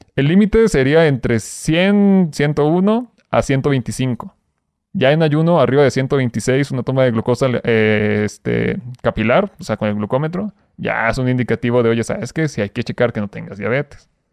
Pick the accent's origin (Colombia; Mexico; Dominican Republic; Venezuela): Mexico; Durango; moved away as an adult; now in Mexico City, Mexico; llevo literal casi cuatro meses aquí en Ciudad de México, te digo, soy de Durango